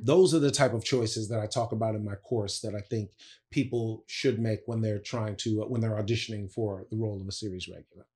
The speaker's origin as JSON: {"language": "English", "town": "Bladensburg", "region": "Maryland", "country": "United States", "tie": "born or raised there", "said": "I grew up in Bladensburg, Maryland."}